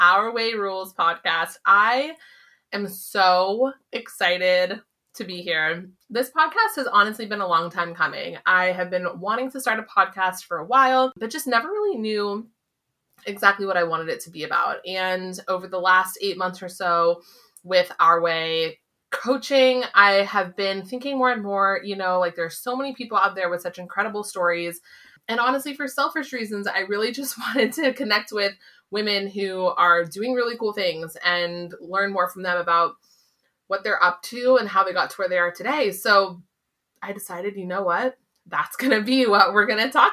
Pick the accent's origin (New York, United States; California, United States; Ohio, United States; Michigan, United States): California, United States; San Diego; moved away as an adult; now in Boston area, United States; I grew up in California